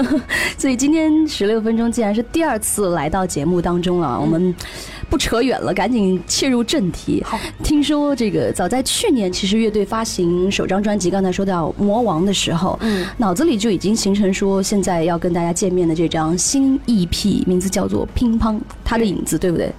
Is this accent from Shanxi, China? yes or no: no; Hangzhou, Zhejiang, China; 我是杭州的啊